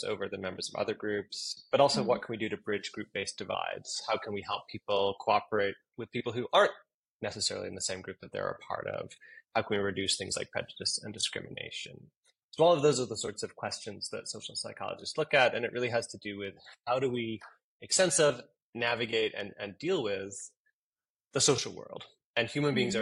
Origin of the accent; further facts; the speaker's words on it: Canada; moved away as an adult; also born or lived in Toronto / Eastern Pennsylvania; now in United States; I'm Canadian. I got my PhD at the University of Toronto, but I've lived in the United States now for about 12 years